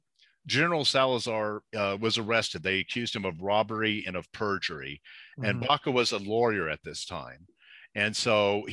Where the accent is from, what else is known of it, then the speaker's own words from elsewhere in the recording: Texas, United States; born there; now in Albuquerque, United States; No, I was born in Texas, and my parents moved around a lot.